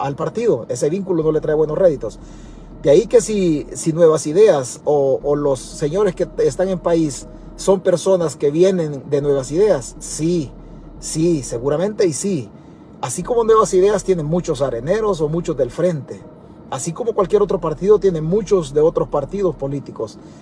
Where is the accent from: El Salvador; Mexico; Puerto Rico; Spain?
El Salvador; nosotros como salvadoreños